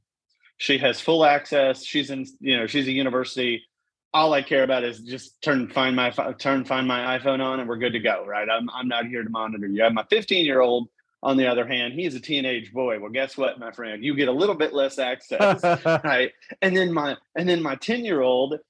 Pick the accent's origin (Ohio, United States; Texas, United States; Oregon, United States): Texas, United States; Corpus Christi; I grew up in South Texas, man. I grew up on the water, so shrimp, redfish